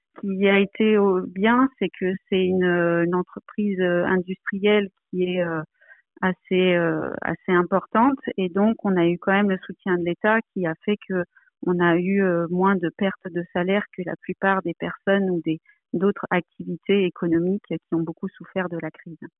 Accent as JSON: {"language": "French", "region": "Provence-Alpes-Côte d'Azur", "country": "France", "tie": "born or raised there", "moved": "yes", "lives_now": "Paris, France", "said": "Je suis originaire de Provence et euh, où se trouve ma famille, mais j'habite à Paris pour des raisons professionnelles"}